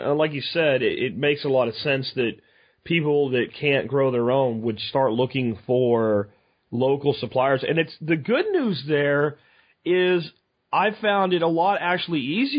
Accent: Texas, United States; I'm from Texas where grass-fed beef is everywhere

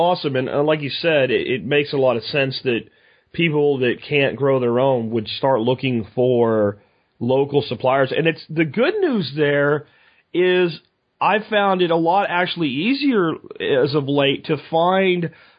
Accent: Texas, United States; And I'm from Texas, where grass-fed beef is everywhere

